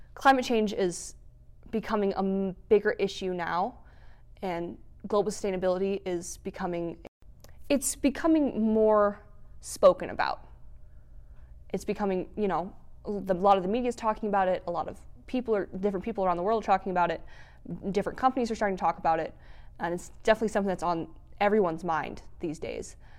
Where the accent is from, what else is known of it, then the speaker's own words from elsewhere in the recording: Fort Collins, Colorado, United States; now in Grand Junction, United States; I'm not from Grand Junction. I'm from the Front Range, um, near Fort Collins